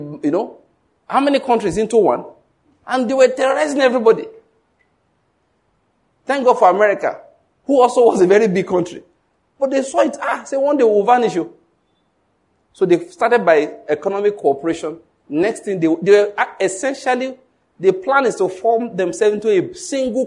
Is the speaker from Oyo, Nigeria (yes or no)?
no; Ondo, Nigeria; now in Enugu, Nigeria; I was born in Ondo State, but now I live in Enugu. I've lived here for a long time now